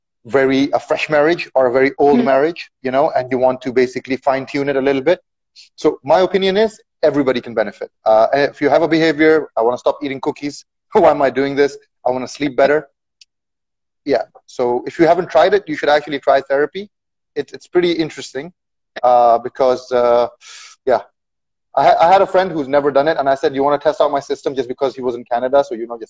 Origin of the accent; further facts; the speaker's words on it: Eastern Province, Saudi Arabia; moved away as an adult; now in Bahrain; I've lived in the Khalij for all my life. Basically, I was born here in Saudi, just across in Sharqiya, and I've been in Bahrain for 7 years.